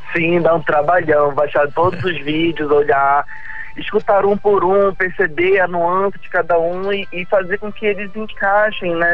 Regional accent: Pará, Brazil; somos paraenses

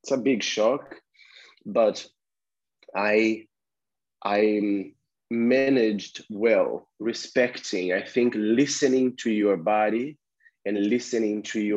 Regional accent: Brazil; now in London, United Kingdom; I'm originally from Brazil

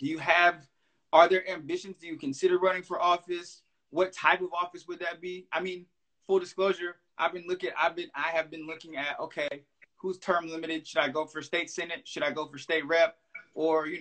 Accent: Detroit, Michigan, United States; born and raised on Detroit's West Side

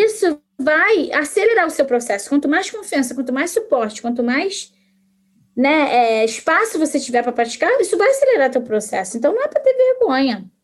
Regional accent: Brazil; moved away as an adult; now in Canada; Eu que vim do, do Brasil, vim de, né, de uma realidade diferente

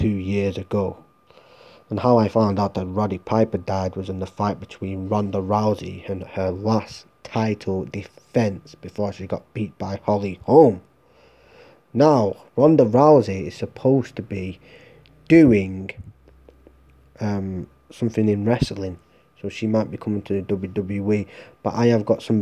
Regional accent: Ireland; I'm Irish

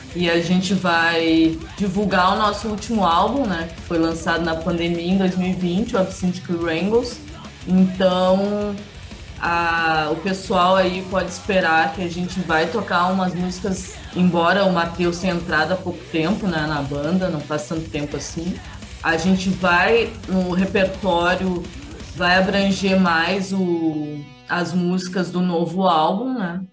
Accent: Porto Alegre, Rio Grande do Sul, Brazil; E nós somos de Porto Alegre

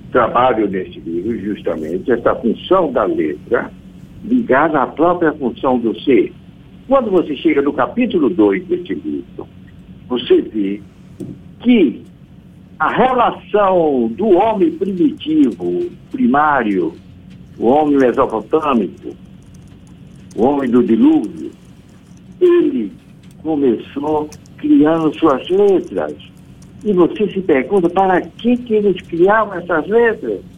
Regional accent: Brazil; nós somos o que somos, brasileiros. E obviamente não somos portugueses

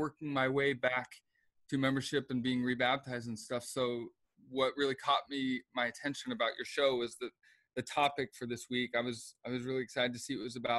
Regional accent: Seattle, Washington, United States; moved away as an adult; also born or lived in Provo, Utah; I was raised in Seattle, Washington

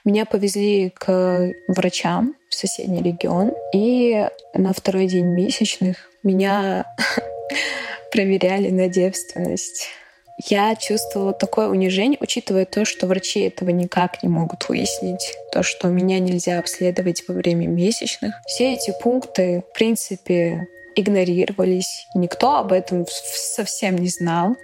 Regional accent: Ingushetia, Russia; мне 20 лет, я из Ингушетии

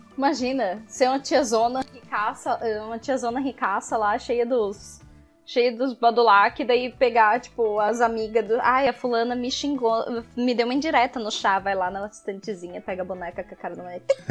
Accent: Brazil; a gente é brasileiro

